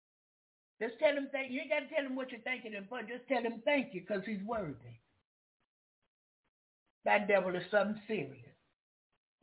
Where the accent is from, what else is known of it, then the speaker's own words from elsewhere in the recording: the South, United States; I'm from the South